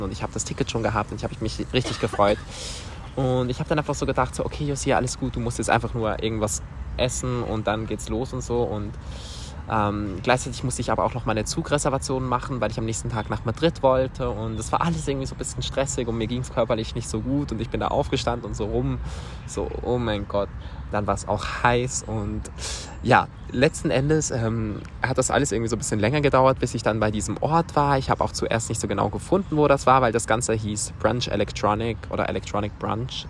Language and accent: German; Switzerland; Und dann hab ich so gesagt, aus der Schweiz